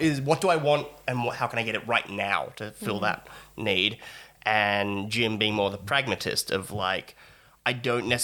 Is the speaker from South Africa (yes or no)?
no; Australia; we're Australian